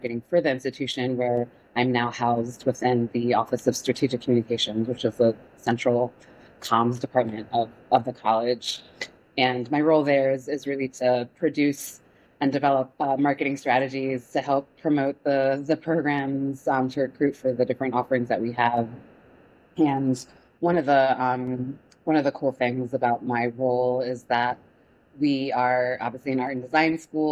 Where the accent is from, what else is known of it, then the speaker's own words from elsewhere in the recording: Baltimore County, Maryland, United States; also born or lived in Miami, Florida; I grew up in Baltimore County, suburbs of Baltimore County, and went to high school here.